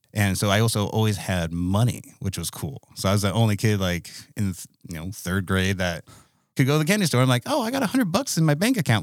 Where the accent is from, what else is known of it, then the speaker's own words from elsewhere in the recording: United States; I'm American